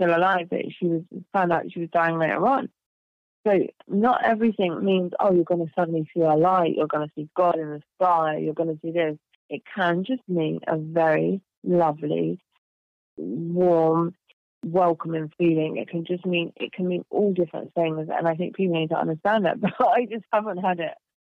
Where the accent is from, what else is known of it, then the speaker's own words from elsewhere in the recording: England, United Kingdom; I grew up in England